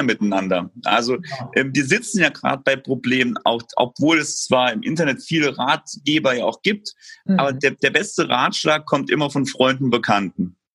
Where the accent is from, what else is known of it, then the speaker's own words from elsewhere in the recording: Saarbrücken, Saarland, Germany; also born or lived in Lübeck; Ich komme aus Saarbrücken, der Landeshauptstadt des Saarlandes